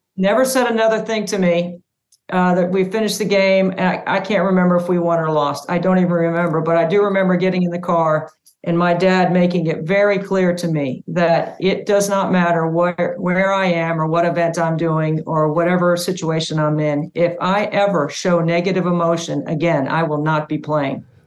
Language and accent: English; Cary, North Carolina, United States; also born or lived in upstate New York; my dad got transferred to the Triangle area, so we moved to Cary, North Carolina